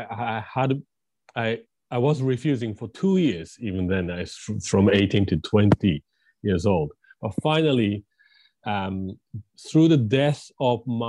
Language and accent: English; Tokyo, Japan; English is a second language; moved away as an adult; also born or lived in England; I grew up in Japan, Tokyo, and, typical Japanese kid